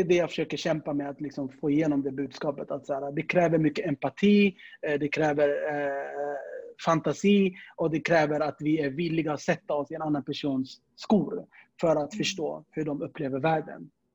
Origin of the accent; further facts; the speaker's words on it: Stockholm, Stockholm County, Sweden; also born or lived in Södermalm, Stockholm; Jag är uppväxt i Tensta